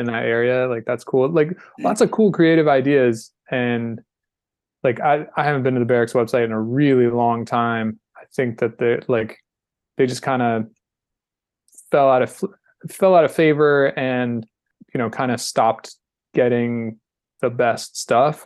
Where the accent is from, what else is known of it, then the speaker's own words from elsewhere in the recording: North Carolina, United States; I'm from North Carolina